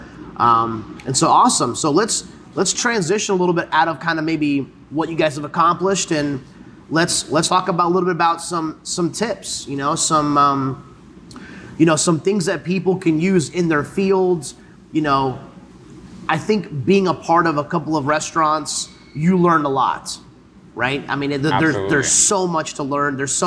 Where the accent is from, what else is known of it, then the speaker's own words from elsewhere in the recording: Salisbury, North Carolina, United States; I grew up in the Salisbury area